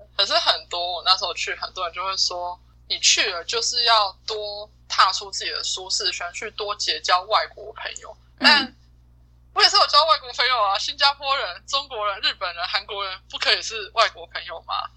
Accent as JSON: {"language": "Chinese", "country": "Taiwan", "said": "一个就是我台湾人"}